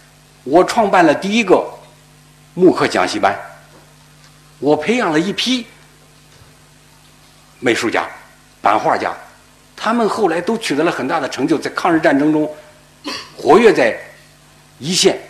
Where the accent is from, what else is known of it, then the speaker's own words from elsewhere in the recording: Guangdong, China; 这些青年里头，其中有一大部分，至少有一半吧，是我们广东人。我不知道为什么广东这个地方这个艺术这么发达